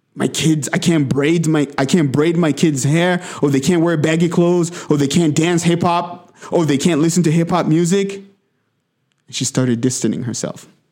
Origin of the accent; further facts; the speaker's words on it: DR Congo; now in United States; I grew up in the Democratic Republic of Congo, in the heart of Africa. But I li-, I've, I've, I've lived in America for the last twenty-one years